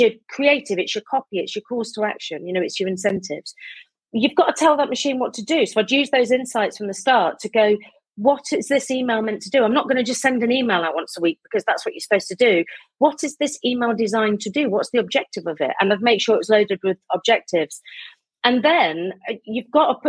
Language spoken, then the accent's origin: English; Midlands, United Kingdom; also born or lived in South London; now in London, United Kingdom; I'm from the Midlands originally. I live in South London